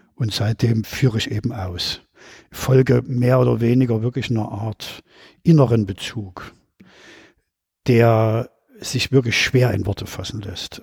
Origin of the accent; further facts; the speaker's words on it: Leipzig, Saxony, Germany; Ich bin 1959 in Leipzig geboren